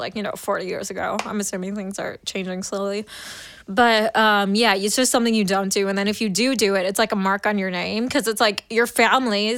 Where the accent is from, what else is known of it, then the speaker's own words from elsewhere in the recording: Mundelein, Illinois, United States; I grew up like an hour north of Chicago, like really close to the city, but suburbs